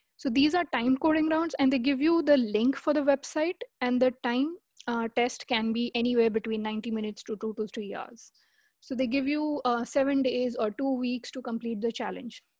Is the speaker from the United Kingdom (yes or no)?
no; India; moved away as an adult; I'm from India.